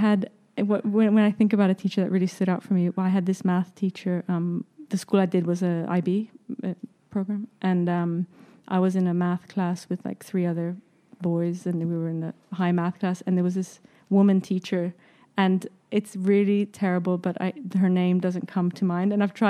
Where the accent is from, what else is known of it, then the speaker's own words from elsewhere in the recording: south of Spain, Spain; My family, the three other parents still live in the home we grew up in Spain. We still, you know, it's home. And so there's roots there. I think it's a very transient place. The south of Spain, there's a lot of tourism.